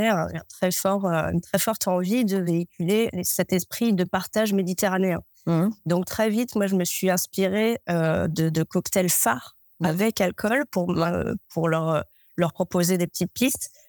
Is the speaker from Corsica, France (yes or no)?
yes; Ajaccio, Corsica, France; je suis ajaxienne, euh, je suis corse. Donc avec un euh, grand jardin, on avait une agrumeraie, un potager euh, et le maquis juste à côté.